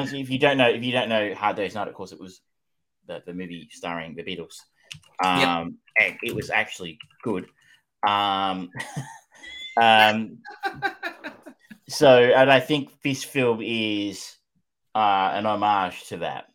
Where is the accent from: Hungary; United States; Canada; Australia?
Australia; as an Australian